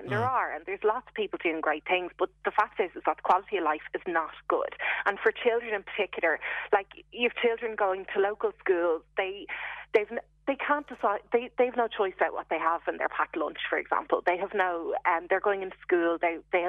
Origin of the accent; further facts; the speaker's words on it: Dublin, Leinster, Ireland; now in Cork, Ireland; I'm from Dublin and I'm going to live in Cork until